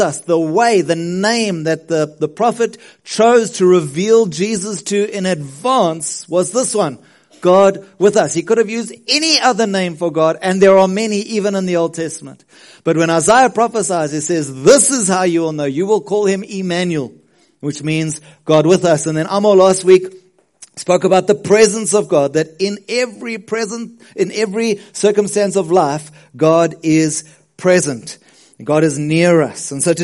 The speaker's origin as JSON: {"language": "English", "country": "South Africa", "said": "as a South African"}